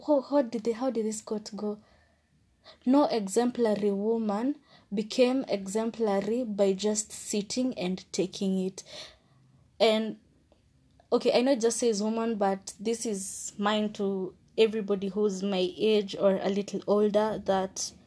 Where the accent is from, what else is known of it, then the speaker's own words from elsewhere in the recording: Kenya; as a Kenyan